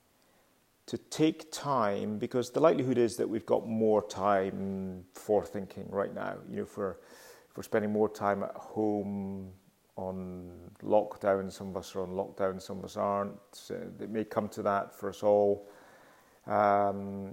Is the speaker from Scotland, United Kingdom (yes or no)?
yes; Glasgow, Scotland, United Kingdom; moved away; I'm currently in Glasgow, which is my hometown, and I return to Glasgow fairly frequently.